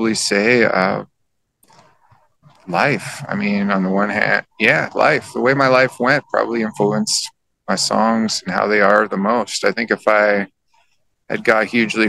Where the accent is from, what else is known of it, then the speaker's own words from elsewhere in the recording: Canada; my surroundings growing up in Canada